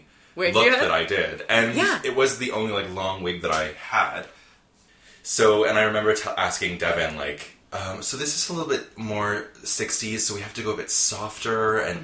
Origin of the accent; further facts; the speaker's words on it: Cobourg, Ontario, Canada; Well, growing up in Cobourg was great